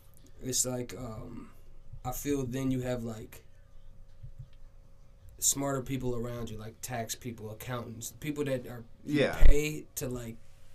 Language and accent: English; Paraguay; now in Minnesota, United States; I'm from South America. I'm from a country called Paraguay.